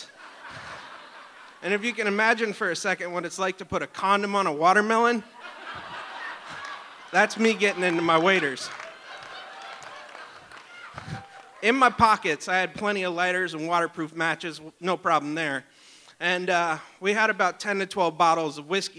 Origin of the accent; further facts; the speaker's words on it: Talkeetna, Alaska, United States; I grew up in Talkeetna